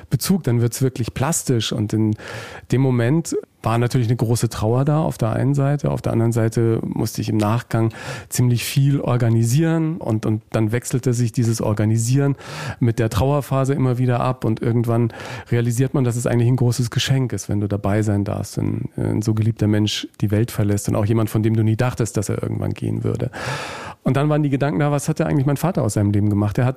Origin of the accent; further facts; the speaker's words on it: Nuremberg, Bavaria, Germany; born there; also born or lived in Hanover / Murnau; Ich bin in Nürnberg in Franken geboren